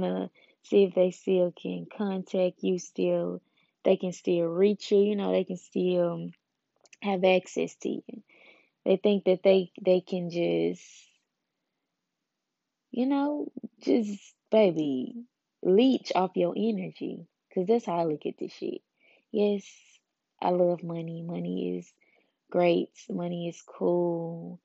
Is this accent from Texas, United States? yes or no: no; Memphis, Tennessee, United States; I'm from Memphis, where pimping basically like resides